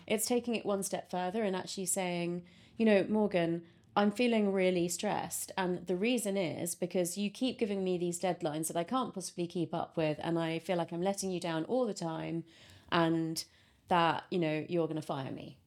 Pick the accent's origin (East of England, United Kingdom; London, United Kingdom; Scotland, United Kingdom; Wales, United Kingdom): London, United Kingdom; I was brought up in London, um, by parents who had just emigrated from India